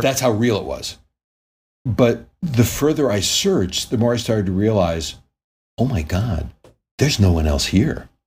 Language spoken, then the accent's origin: English; Connecticut, United States; now in Los Angeles, United States; I grew up in Connecticut